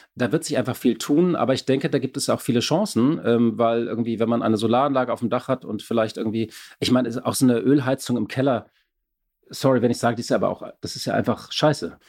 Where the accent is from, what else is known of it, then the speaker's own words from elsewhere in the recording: Berlin, Germany; Als Berliner